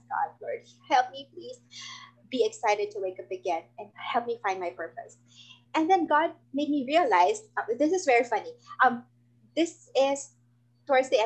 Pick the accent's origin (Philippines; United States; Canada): Philippines; I'm from the Philippines